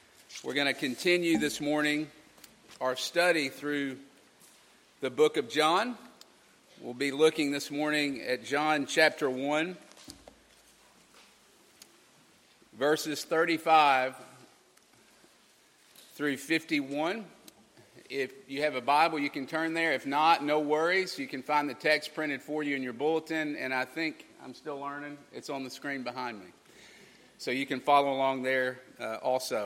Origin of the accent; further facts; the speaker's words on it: Kentucky, United States; moved away; I'm from Kentucky